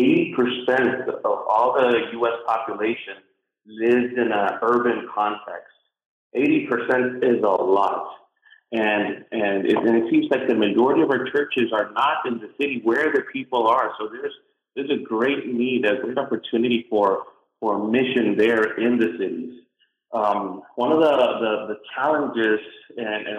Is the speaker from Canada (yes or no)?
no; Puerto Rico; moved away as an adult; now in United States; I was born and raised in Puerto Rico